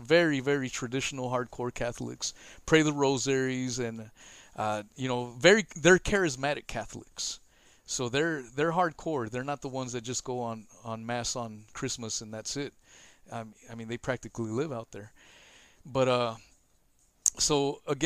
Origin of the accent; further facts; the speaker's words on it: United States; I'm American.